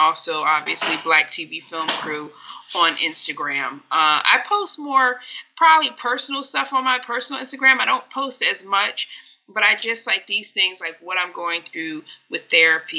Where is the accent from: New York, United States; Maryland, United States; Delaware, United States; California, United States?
Delaware, United States; I grew up in Delaware